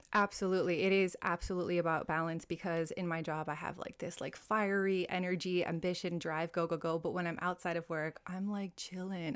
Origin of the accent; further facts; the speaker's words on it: Hawaii, United States; moved away as an adult; also born or lived in Italy; now in Dubai, United Arab Emirates; I'm originally from Hawaii, a fellow American here. I've been in Dubai for about seven years now